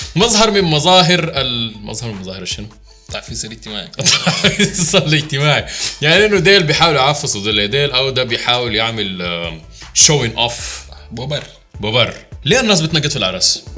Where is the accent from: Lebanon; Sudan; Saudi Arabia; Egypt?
Sudan; عندنا في السودان